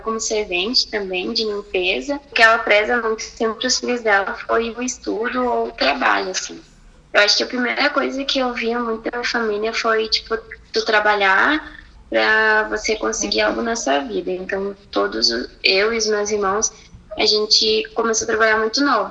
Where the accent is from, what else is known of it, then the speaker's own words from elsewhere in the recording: Porto Alegre, Rio Grande do Sul, Brazil; Eu nasci aqui em Porto Alegre